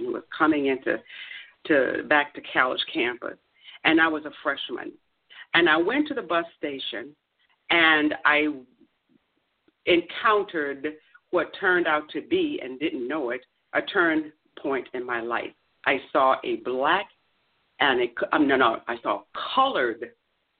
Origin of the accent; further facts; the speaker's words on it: Virginia, United States; moved away as an adult; also born or lived in Tallahassee, Florida; I'm from Virginia